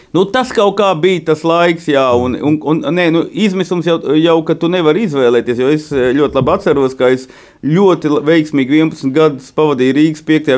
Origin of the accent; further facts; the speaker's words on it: Latgale, Latvia; also born or lived in Viļāni / Riga; Reizēm ar māti es runāju latgaliski, protams, ar mātes brāli